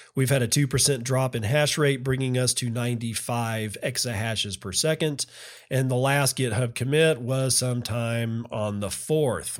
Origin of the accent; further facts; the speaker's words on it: Texas, United States; I'm from Texas